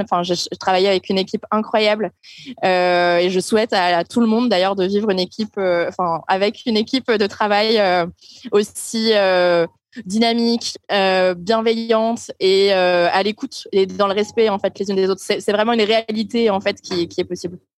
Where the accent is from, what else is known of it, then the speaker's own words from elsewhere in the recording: Hauts-de-France, France; je viens du nord de la France, d'un village qui s'appelle Dourlaire à 130 km de Lille